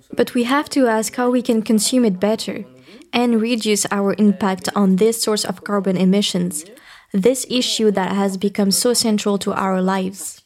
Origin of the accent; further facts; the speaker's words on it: Bordeaux region, Nouvelle-Aquitaine, France; I come from the Bordeaux region, I was brought up by parents who were biologists